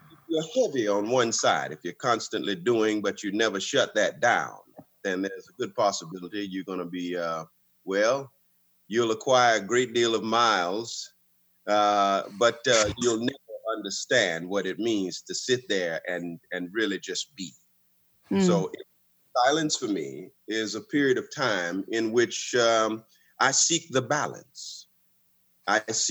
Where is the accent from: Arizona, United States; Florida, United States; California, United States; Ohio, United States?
Florida, United States; West Palm Beach; I was born and raised in West Palm Beach